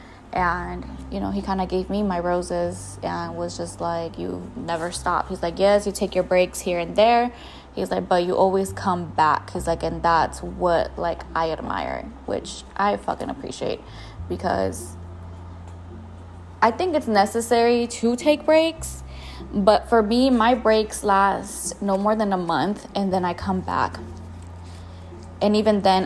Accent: Jalisco, Mexico; I was born and raised in Jalisco, Mexico.

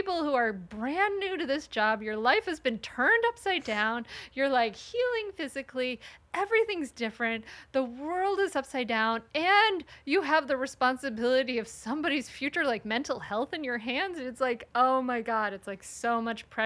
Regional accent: Rhode Island, United States; now in Delaware, United States; I grew up in Rhode Island and now I live in Delaware

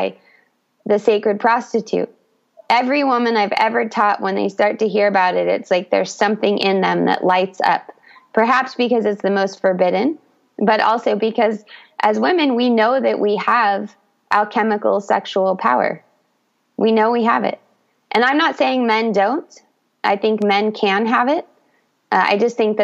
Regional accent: United States; moved away as an adult; also born or lived in Brazil; I grew up in the United States

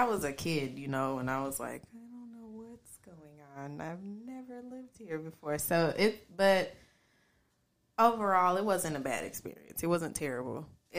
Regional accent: Dayton, Ohio, United States; also born or lived in Oklahoma; Because I feel like I'm a little bit from everywhere, but I was raised in Dayton. I was born in Oklahoma, because my parents were in the military. And we made our way to Dayton, and so now we're here, and I've been here since I was about 5 years old.

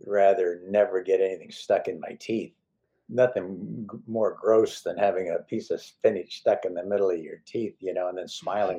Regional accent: Oakland, California, United States; I was raised in Oakland.

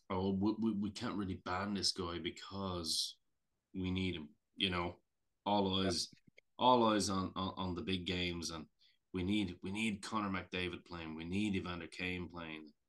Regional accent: Canada; as a Canadian, as a Canadian fan, actually

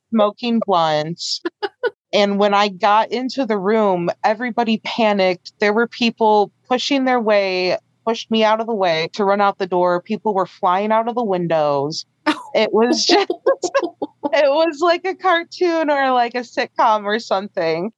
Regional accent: Chicago, Illinois, United States; moved away as an adult; also born or lived in the South; I'm from the Chicago area

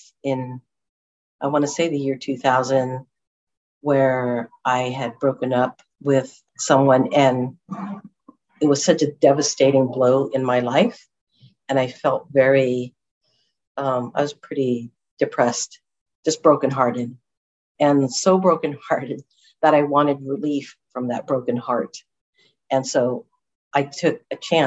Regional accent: Huntington Beach, California, United States; moved away; I'm originally from Orange County in Huntington Beach

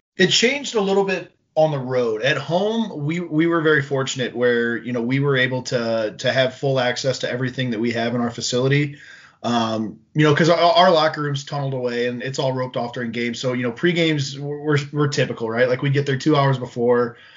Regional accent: St. Louis, Missouri, United States; I grew up in the Midwest in the St. Louis area.

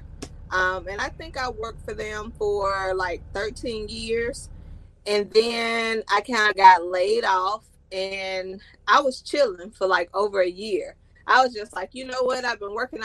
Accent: Birmingham, Alabama, United States; also born or lived in Huntsville, Alabama; I was born and raised in Birmingham, Alabama, and I moved to Huntsville back in 96

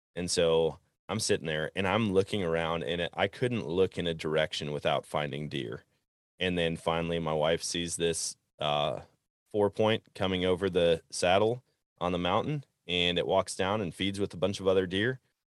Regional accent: Wisconsin, United States; And growing up in Wisconsin, it seemed like everybody had kind of the same strategy

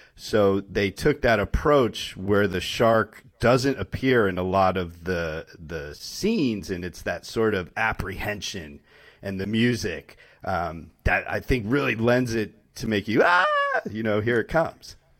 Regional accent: Connecticut, United States; growing up in Connecticut

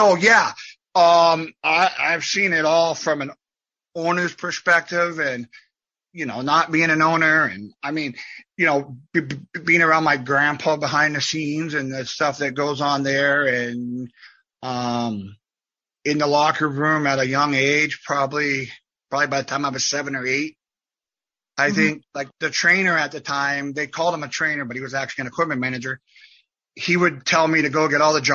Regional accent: Fort Wayne, Indiana, United States; my hometown in Fort Wayne, Indiana

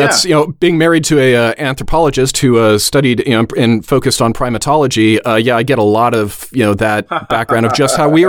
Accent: California, United States; just because I'm a Californian, so I know a little more about the history.

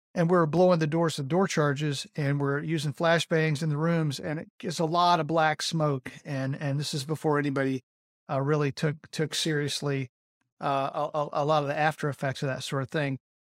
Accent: Rome, Georgia, United States; I was born in Rome, Georgia

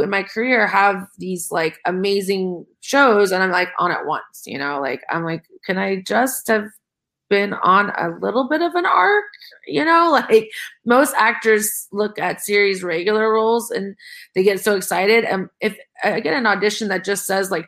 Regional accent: Ohio, United States; I'm from Ohio

